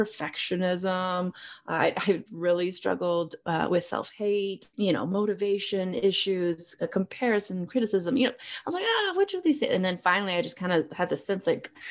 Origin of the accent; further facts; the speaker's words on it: Texas, United States; moved away as an adult; now in Colorado Springs, United States; I am a Texas girl born and raised, extremely Texan